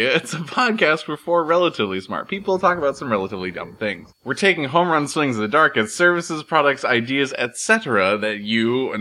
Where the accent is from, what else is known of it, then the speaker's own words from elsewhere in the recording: Massachusetts, United States; I'm from Massachusetts